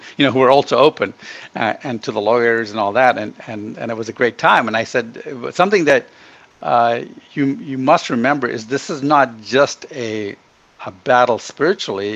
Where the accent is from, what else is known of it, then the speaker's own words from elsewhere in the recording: Ghana; also born or lived in Middle East / India (ancestry); now in United States; I was born in Ghana and grew up in Africa